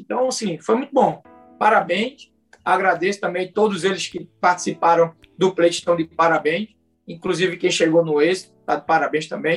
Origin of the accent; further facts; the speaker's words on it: Moreno, Pernambuco, Brazil; eu sou nascido e criado em Moreno